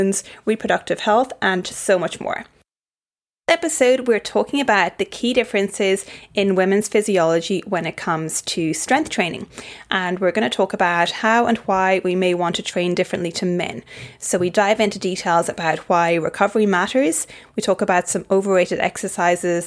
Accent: Ireland; now in Brisbane, Australia; I'm from Ireland

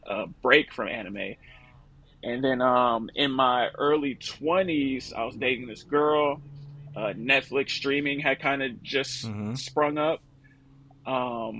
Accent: Oakland, California, United States; also born or lived in Los Angeles, California; born and raised in Oakland, California. I moved to LA when I was 22 for school.

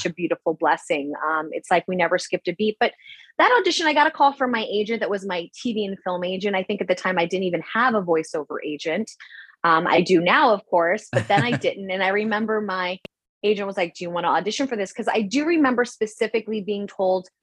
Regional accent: New York, United States; accent: New York; now in California, United States; I am Irish, Italian, Dominican from New York, but I live out in California

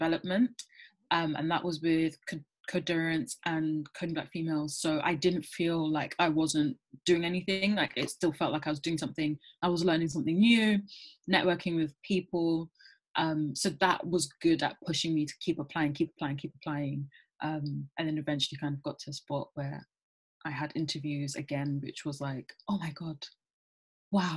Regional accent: London, United Kingdom; I grew up in London, born and raised.

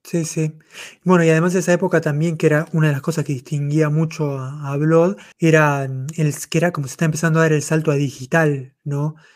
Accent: Mar del Plata, Buenos Aires Province, Argentina; yo, soy de Mar del Plata

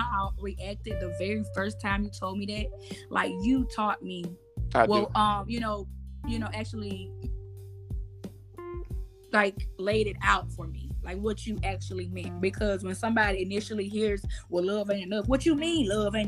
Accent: Mississippi, United States; my mom's side of the family is in Mississippi, and I grew up in Mississippi

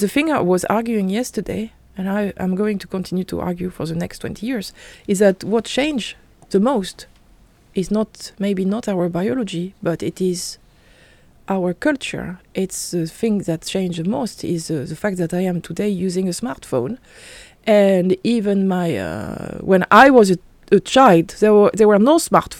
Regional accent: France; I'm French, I'm from Europe.

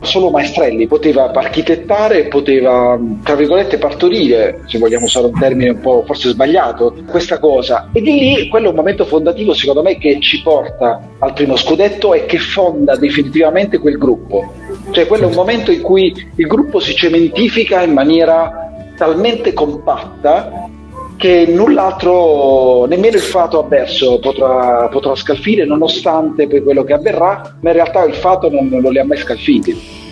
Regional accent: Foggia, Apulia, Italy; Io vengo da Foggia

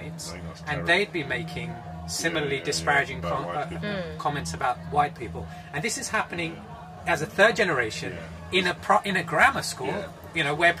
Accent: London, United Kingdom; I was born in Hammersmith, grew up in West London

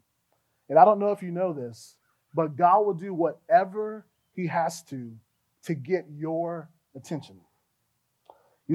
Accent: Fort Lauderdale, Florida, United States; also born or lived in Gainesville, Florida; I grew up in Fort Lauderdale. That's where most of my developmental years were spent.

